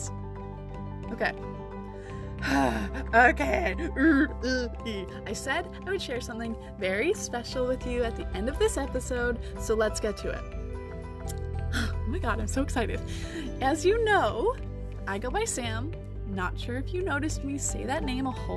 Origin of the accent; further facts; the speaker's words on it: Canada; I'm Canadian